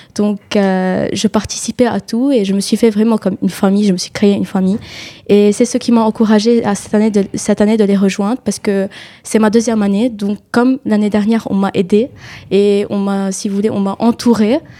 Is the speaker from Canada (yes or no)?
no; Lebanon; moved away as an adult; now in France; Je suis libanaise, je suis venue du Liban